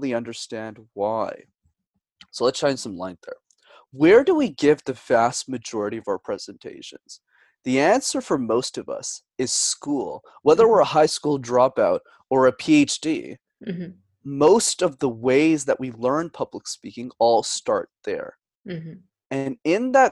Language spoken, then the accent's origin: English; Montreal, Quebec, Canada; I was born and raised in Montreal up in Canada